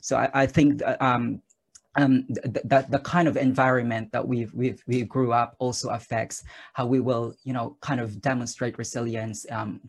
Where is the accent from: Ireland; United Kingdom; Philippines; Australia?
Philippines; English is a second language; Say, for instance, I'm originally from the Philippines, so I've experienced a lot of earthquakes.